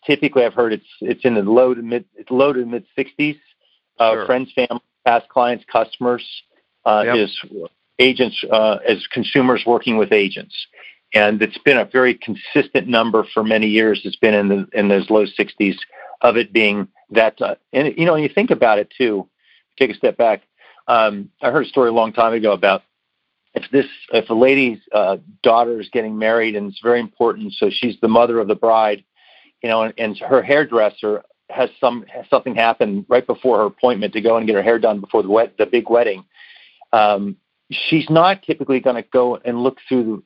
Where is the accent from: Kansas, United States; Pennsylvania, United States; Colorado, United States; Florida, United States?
Pennsylvania, United States; Pittsburgh; moved away as an adult; also born or lived in Washington, D.C.; I was born and raised and lived in Pittsburgh